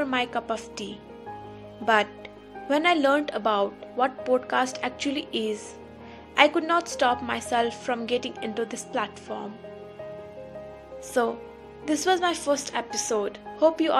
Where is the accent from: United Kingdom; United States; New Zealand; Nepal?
Nepal; Kathmandu, Bagmati; from Kathmandu, Nepal. I am a student of bachelor's.